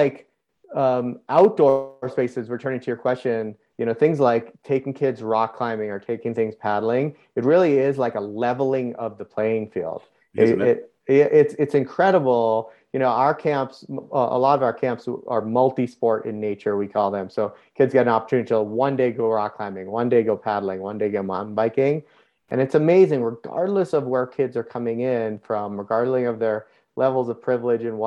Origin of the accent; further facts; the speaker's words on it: outside of Boston, New England, Massachusetts, United States; I grew up in the Northeast of the US, outside of Boston, very classic New England environment